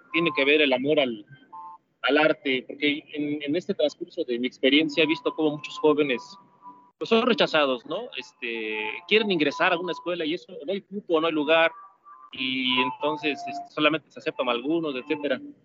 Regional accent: Mexico

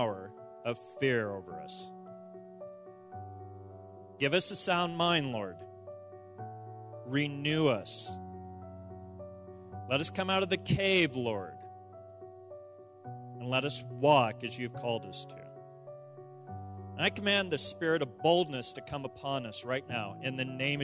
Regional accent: Pueblo, Colorado, United States; where I grew up in Pueblo

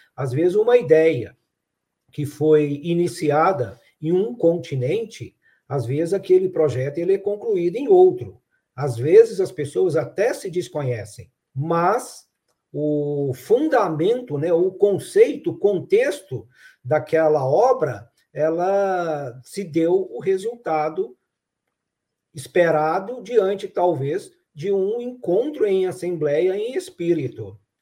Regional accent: Araxá, Minas Gerais, Brazil; now in Franca, Brazil; quando eu era criança lá em Araxá

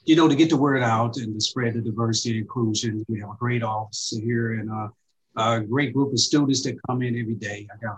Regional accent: Jonesboro, Arkansas, United States; moved away as an adult; I went through the Jonesboro Public School System.

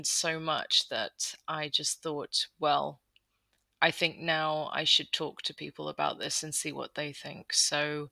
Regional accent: United Kingdom; moved away as an adult; also born or lived in London; now in Netherlands; I live in the Netherlands. I'm British, but we moved out about 7 years ago now.

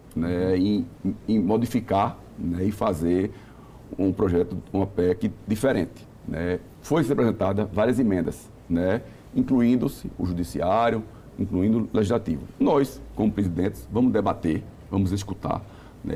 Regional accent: Northeast Region, Brazil; eu sou nordestino

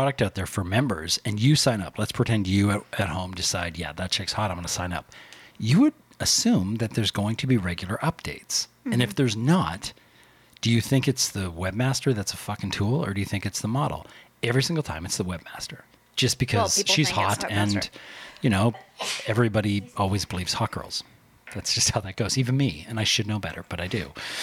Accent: Canada; I'm Canadian

